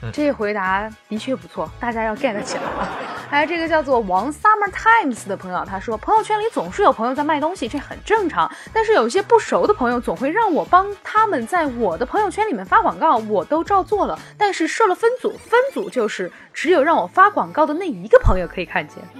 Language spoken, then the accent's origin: Chinese; Sichuan, China; 像我们四川人啊